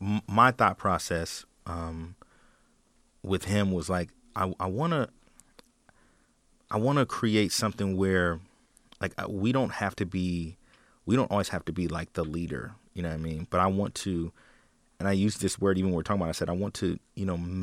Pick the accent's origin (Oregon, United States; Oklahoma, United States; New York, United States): Oregon, United States; Portland; I'm from Portland, born and raised